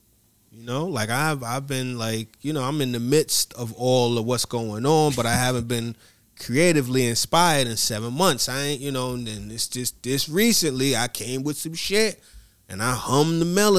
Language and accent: English; Atlanta, Georgia, United States; You from Budapest. I'm from Atlanta.